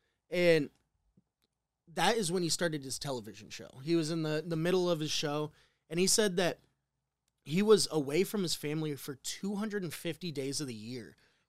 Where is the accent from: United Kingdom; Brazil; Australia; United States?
United States; Midwest; I'm from the Midwest. I know nothing about New York.